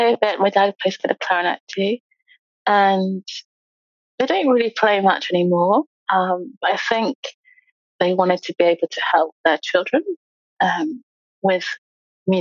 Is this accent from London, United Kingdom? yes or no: no; East Midlands, United Kingdom; also born or lived in Lincolnshire / Leicestershire / Nottinghamshire; I grew up in the East Midlands. I was born in Lincolnshire, and we lived in Leicestershire and also Nottinghamshire